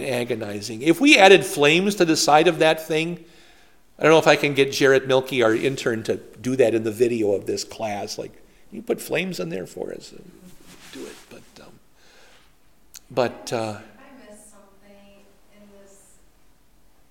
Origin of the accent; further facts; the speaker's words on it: Poynette, Wisconsin, United States; now in New Ulm, United States; We had them in my hometown